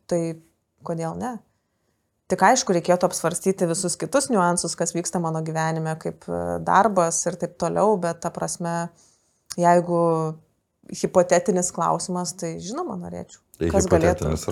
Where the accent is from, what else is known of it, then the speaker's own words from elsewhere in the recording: Kaunas, Kaunas County, Lithuania; aš iš Kauno